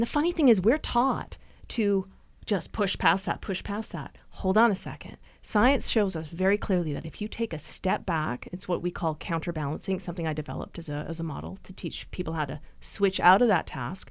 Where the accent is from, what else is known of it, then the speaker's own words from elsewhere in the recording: Vancouver, British Columbia, Canada; moved away as an adult; also born or lived in Nanaimo; I'm originally from Vancouver